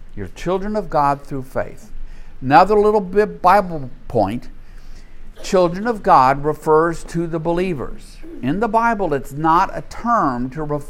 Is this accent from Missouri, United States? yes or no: no; Louisiana, United States; I grew up in a world in the 1950s and 60s in the Deep South